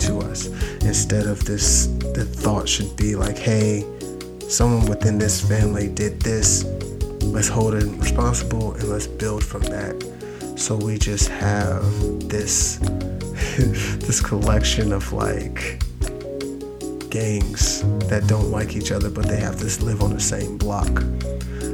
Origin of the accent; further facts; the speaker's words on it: United States; we're some of the most American people that exists, like by birthright